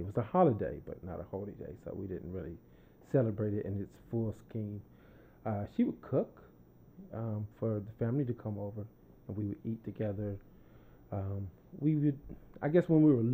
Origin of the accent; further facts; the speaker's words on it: New Jersey, United States; moved away; also born or lived in Florida; I'm from New Jersey, and then we moved to Florida